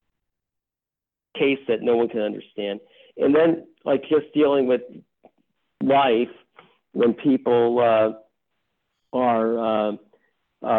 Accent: New York, United States; I'm from the Bronx

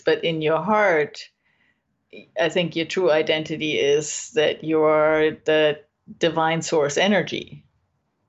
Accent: Germany; now in California, United States; I'm from Germany

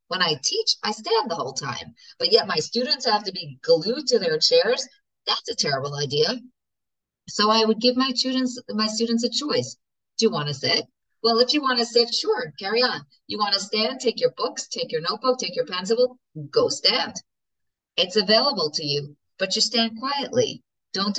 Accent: United States; I'm such an American

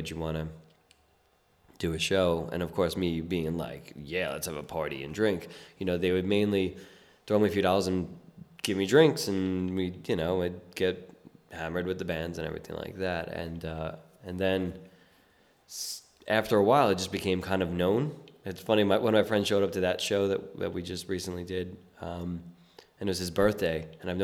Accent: New York City, New York, United States; I was born and raised in South Brooklyn

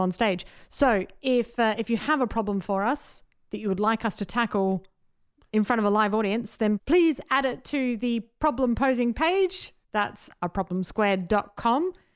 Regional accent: Adelaide, South Australia, Australia; I'm from Adelaide

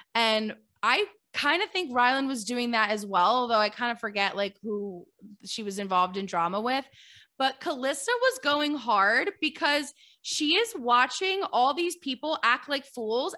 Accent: Philadelphia, Pennsylvania, United States; I'm from Philadelphia

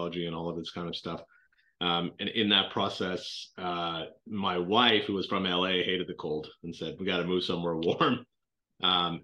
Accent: Toronto, Ontario, Canada; moved away as an adult; also born or lived in Boston, United States; now in United States; So I grew up in Canada, spent my childhood in Toronto, went to school in Canada

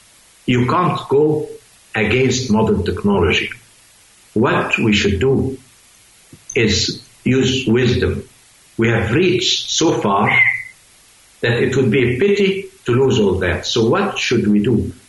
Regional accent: Switzerland; I mean, I'm a scientist from Switzerland too.

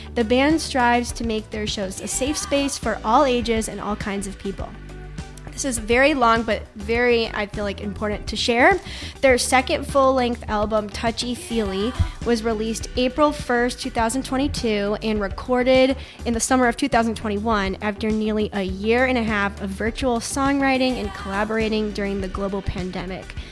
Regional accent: upstate New York, United States; moved away as an adult; now in Richmond, United States; I'm from upstate New York.

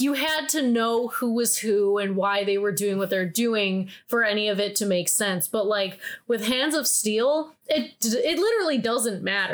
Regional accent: Midwest, United States; I grew up in the Midwest

